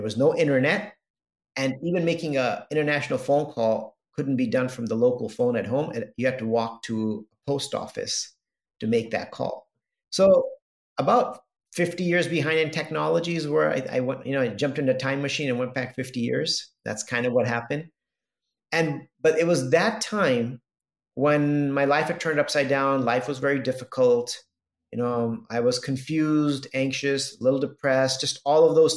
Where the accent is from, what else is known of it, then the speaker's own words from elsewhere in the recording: Los Angeles, California, United States; I grew up in Southern California in LA.